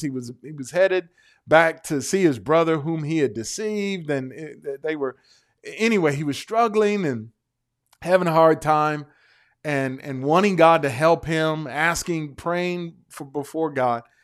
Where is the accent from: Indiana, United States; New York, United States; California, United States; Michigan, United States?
Michigan, United States; Detroit; I'm from Detroit